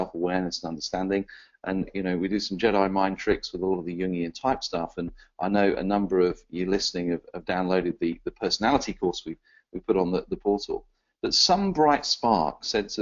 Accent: England, United Kingdom; an Englishman

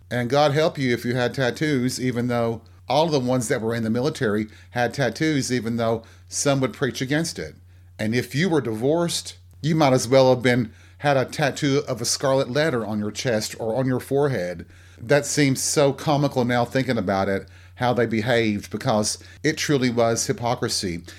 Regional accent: the South, United States; born or raised there

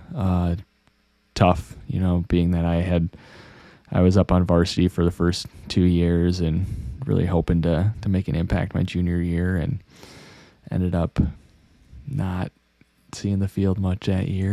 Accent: Monroe, Wisconsin, United States; also born or lived in Madison, Wisconsin; Monroe is more than my hometown. It's where I grew up

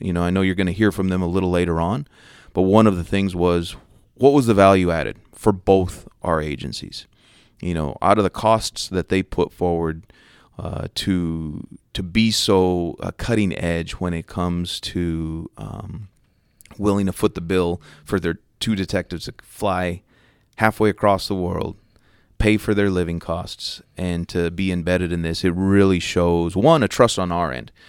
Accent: New Mexico, United States; moved away as an adult; also born or lived in Los Angeles, California / Bakersfield, California; now in Dallas, United States; I grew up in the, along the Southwest border, about twenty minutes away from the U S Mexico border, uh, so coincidentally, like, El Paso, Texas was my big city growing up, despite the fact that I, you know, grew up in New Mexico

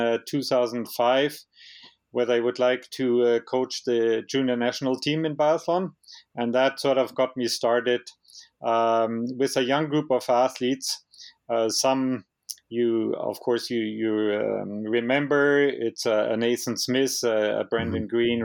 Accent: Mittenwald, Bavaria, Germany; English is a second language; moved away as an adult; also born or lived in Canada; now in Canmore, Canada; as you hear by my accent, it's the Bavarian Alps where I grew up. It's a place about halfway between Munich and Innsbruck called Mittenwald.

